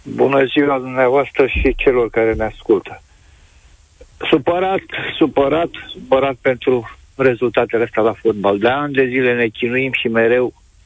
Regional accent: Pitești, Argeș, Romania; Sunt din Pitești, am o vârstă, am văzut fotbal la Pitești

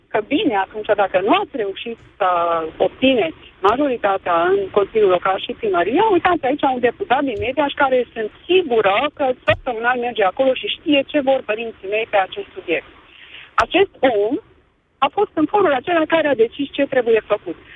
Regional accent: Székely Land, Romania; now in Cluj-Napoca, Romania; născută în uh, Secuine

